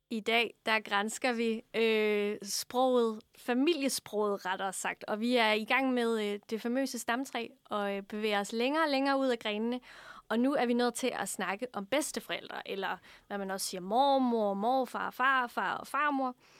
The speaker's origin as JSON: {"language": "Danish", "area": "Funen", "region": "Southern Denmark", "country": "Denmark", "said": "Jeg er fra Fyn"}